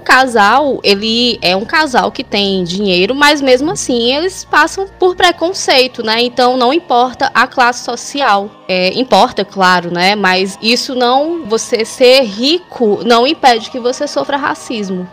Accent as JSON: {"language": "Portuguese", "town": "Fortaleza", "region": "Ceará", "country": "Brazil", "said": "Eu sou aqui de Fortaleza, no Ceará."}